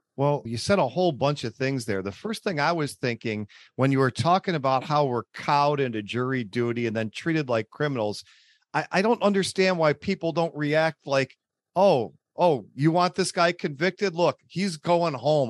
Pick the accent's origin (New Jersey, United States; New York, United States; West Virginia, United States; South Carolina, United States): New York, United States; Buffalo; from Buffalo, New York, my hometown